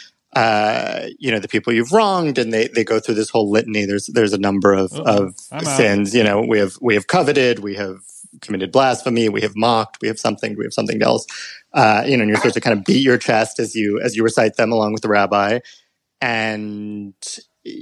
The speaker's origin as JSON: {"language": "English", "town": "New York City", "region": "New York", "country": "United States", "tie": "born or raised there", "said": "Born and raised, baby. New York City"}